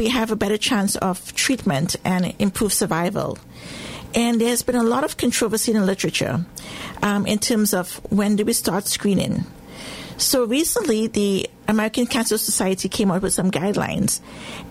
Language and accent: English; Trinidad & Tobago; moved away as an adult; also born or lived in England / Glasgow, Scotland; now in United States; I was born in the Caribbean, in Trinidad and Tobago